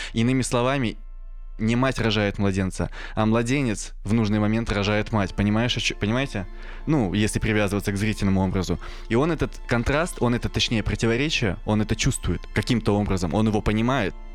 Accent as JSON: {"language": "Russian", "town": "Kirishi", "region": "Leningrad Oblast", "country": "Russia", "tie": "born or raised there", "moved": "yes", "said": "я рос еще в Киришах"}